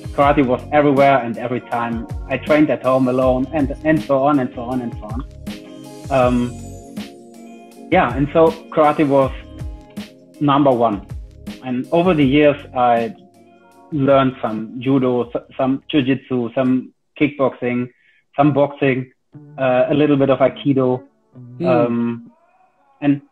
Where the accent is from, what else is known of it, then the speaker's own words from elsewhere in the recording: Germany; from Germany.